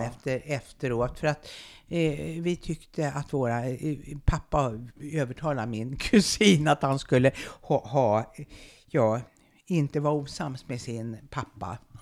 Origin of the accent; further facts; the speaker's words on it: Uppsala, Uppsala County, Sweden; nu sitter ju vi här på Luthagsesplanaden. Ja. Och bara, bara ungefär 50 meter härifrån ja. stod det ett gammalt vitt trähus med en fiskaffär på gaveln. Och på bottenvåningen, i ett stort rum och kök, där bodde vi och där föddes jag